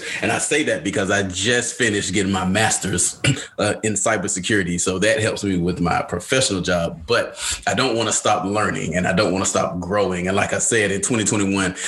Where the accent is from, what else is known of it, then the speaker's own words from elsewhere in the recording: Atlanta, Georgia, United States; now in North Carolina, United States; the one that lives in North Carolina, because I'm from Atlanta, as everybody should know by now. And so I don't go home as much.